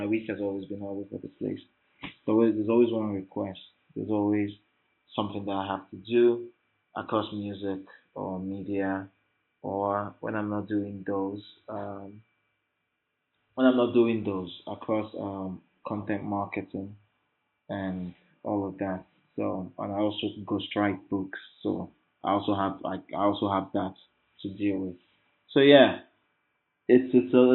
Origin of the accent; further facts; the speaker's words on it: Lagos, Nigeria; In my life in this Lagos